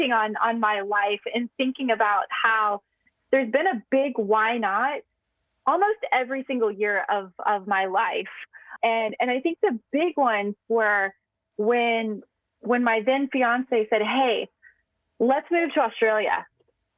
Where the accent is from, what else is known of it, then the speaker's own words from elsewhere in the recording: United States; moved away as an adult; now in Singapore; as an American who's very passionate about tech